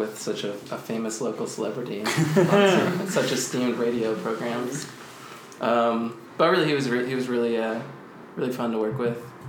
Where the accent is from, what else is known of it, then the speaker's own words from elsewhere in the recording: Austin, Texas, United States; moved away; I am from Austin.